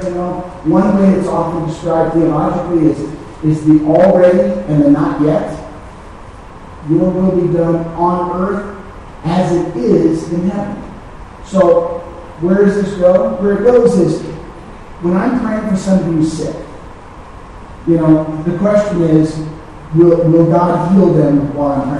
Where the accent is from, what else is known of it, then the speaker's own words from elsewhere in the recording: United States; I'm an American